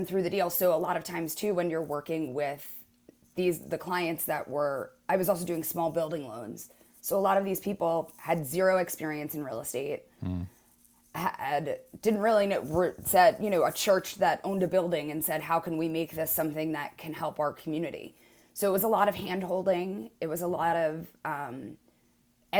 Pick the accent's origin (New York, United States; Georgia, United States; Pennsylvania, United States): New York, United States; moved away as an adult; now in San Francisco, United States; I'm from New York originally